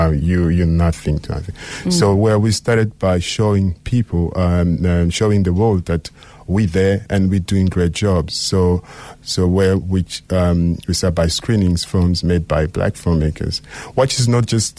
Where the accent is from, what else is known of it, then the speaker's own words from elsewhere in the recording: Likasi, Haut-Katanga, DR Congo; now in Cape Town, South Africa; I'm from DRC in a very small town called Likasi. So it's on the south of the country.